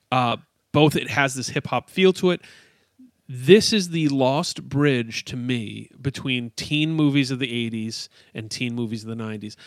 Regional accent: upstate New York, United States; as a suburban kid in upstate New York

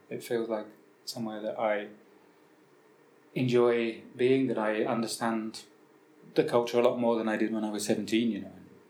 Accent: England, United Kingdom; moved away as an adult; also born or lived in Ireland; Where I grew up in England

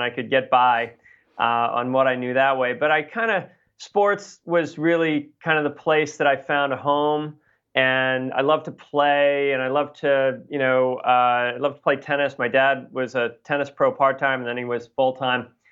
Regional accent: Boston, Massachusetts, United States; I grew up in Boston

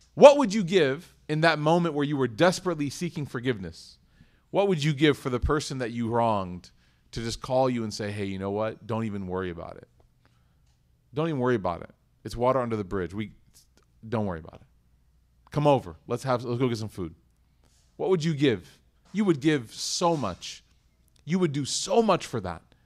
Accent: Chicago, Illinois, United States; now in Dallas, United States; I was born and raised in Chicago.

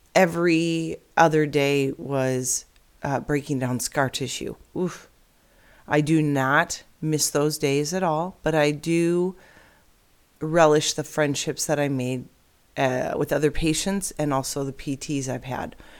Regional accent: Illinois, United States; now in Arizona, United States; I'm born and raised in Illinois

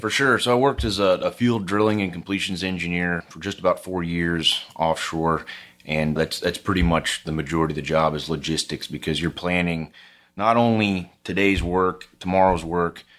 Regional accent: Houston, Texas, United States; also born or lived in Austin, Texas; I grew up in Houston, Texas.

